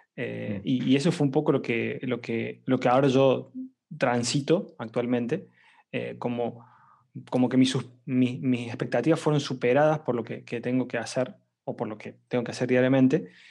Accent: Córdoba, Argentina; soy argentino eh, y bueno, estoy trabajando actualmente como Product Manager en una compañía llamada FreeNow. Em, no soy eh, de Buenos Aires, muchos argentinos son de Buenos Aires, no, yo soy de Córdoba

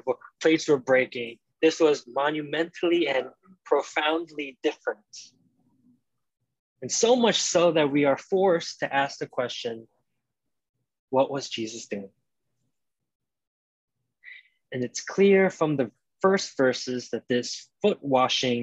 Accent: New York City, New York, United States; as a New Yorker

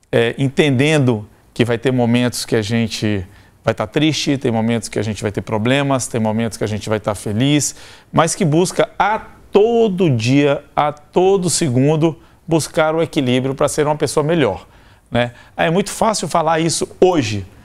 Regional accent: Bahia, Brazil; born there; also born or lived in Salvador; Eu nasci em Tabuna, no sul da Bahia, morei quatro anos em Salvador.

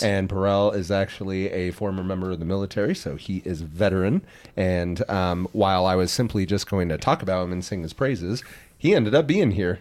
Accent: Midwest, United States; we're from the Midwest

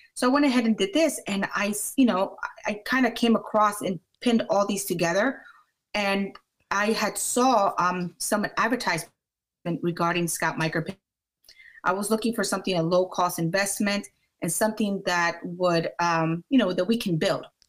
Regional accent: Maryland, United States; also born or lived in Washington, District of Columbia, United States; I am from Maryland

